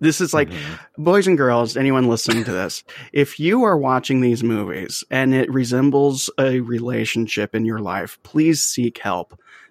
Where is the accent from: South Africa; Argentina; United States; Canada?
Canada; accent: Canadian; It's probably my Canadian accent.